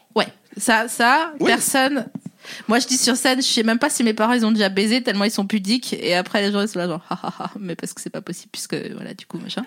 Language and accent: French; the East, eastern France, France; Moi, je viens de l'Est